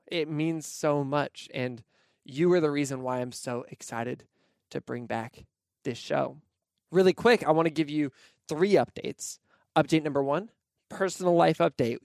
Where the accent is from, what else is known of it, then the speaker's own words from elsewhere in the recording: Pacific Northwest, United States; also born or lived in Nashville, Tennessee; now in Portland, United States; I grew up in the Pacific Northwest